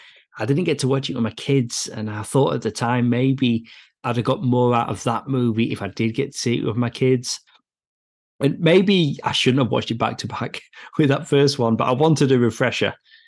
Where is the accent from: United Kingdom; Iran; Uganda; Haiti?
United Kingdom; England; Honestly, I'm from England.